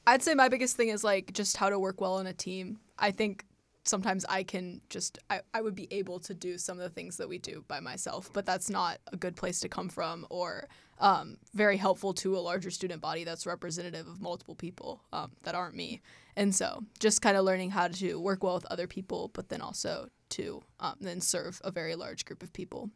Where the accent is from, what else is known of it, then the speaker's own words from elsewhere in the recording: Indianapolis, Indiana, United States; I'm from Indianapolis, Indiana